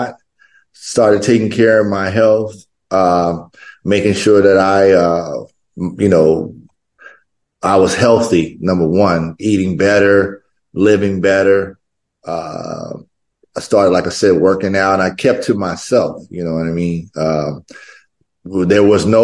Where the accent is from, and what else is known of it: Compton, California, United States; born or raised there; moved away as an adult; also born or lived in Kansas City, Kansas / Los Angeles / Berkeley; now in New York City, United States